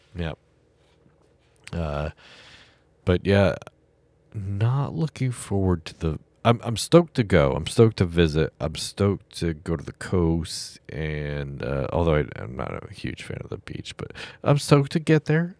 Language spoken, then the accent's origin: English; Massachusetts, United States; I'm from Massachusetts